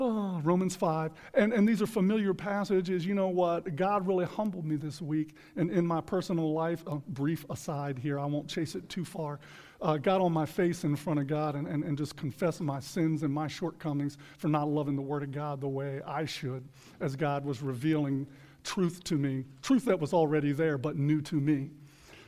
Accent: United States; in our country, in the United States of America today

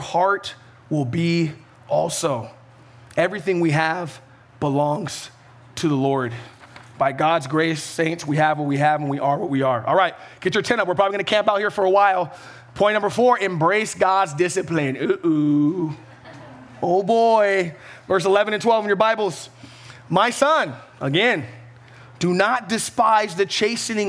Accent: Ventura County, California, United States; I'm from Ventura County

